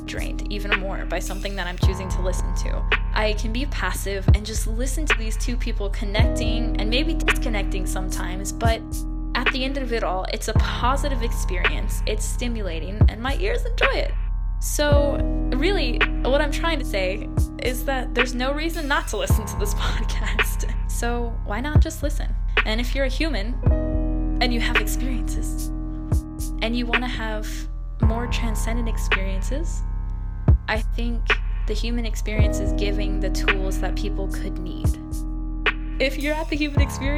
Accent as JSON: {"language": "English", "region": "Texas", "country": "United States", "said": "I'm from Texas, and not to hate on Texas, but I am surrounded by a lot of people who are, how do I say, not everyone is as open-minded."}